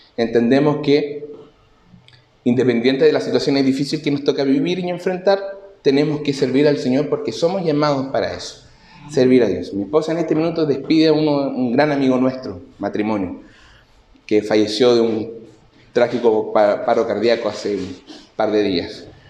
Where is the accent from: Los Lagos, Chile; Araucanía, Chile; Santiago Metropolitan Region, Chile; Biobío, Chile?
Biobío, Chile; Concepción; soy de Concepción